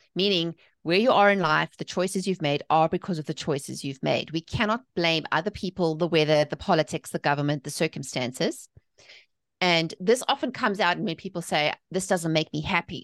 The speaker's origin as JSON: {"language": "English", "country": "South Africa", "tie": "born or raised there", "also_born_or_lived": "England", "moved": "as an adult", "lives_now": "United States", "said": "I'm from South Africa. I was born and raised there."}